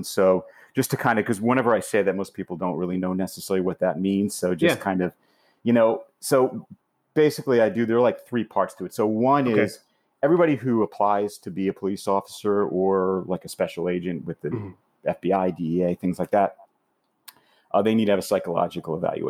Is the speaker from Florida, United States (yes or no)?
yes; Florida, United States; also born or lived in California; now in New York, United States; So I could say I was born in Miami.